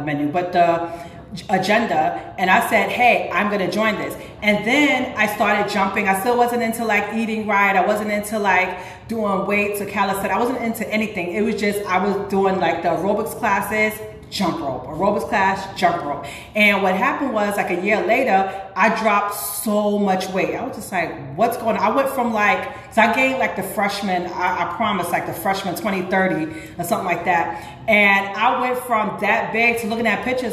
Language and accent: English; New York City, New York, United States; also born or lived in Harlem; I was born and raised in the Bronx, but I always went to school in Harlem